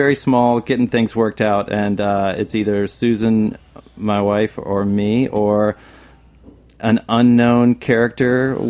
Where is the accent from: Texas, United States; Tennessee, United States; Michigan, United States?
Tennessee, United States; Nashville; I'm from Nashville.